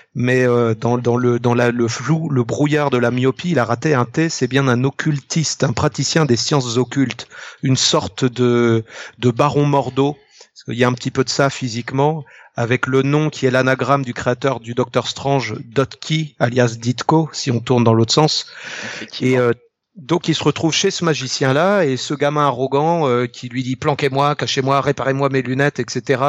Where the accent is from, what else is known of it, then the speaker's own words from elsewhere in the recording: Ille-et-Vilaine, Brittany, France; je suis né en île et vilaine